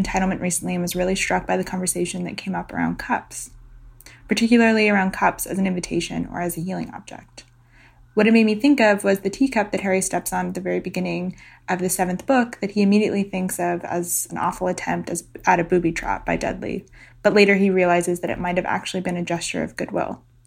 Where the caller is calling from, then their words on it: Halifax, Nova Scotia, Canada; I'm calling from Halifax